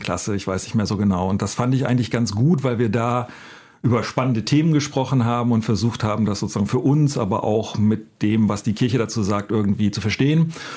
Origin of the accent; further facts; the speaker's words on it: Northern Germany, Germany; Ich komme aus Norddeutschland und war da ein normaler Jugendlicher